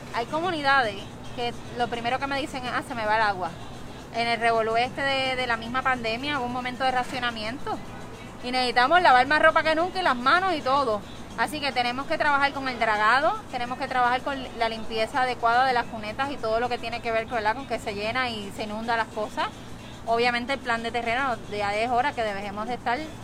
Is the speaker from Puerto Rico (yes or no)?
yes; San Juan, Puerto Rico; soy de Atorrey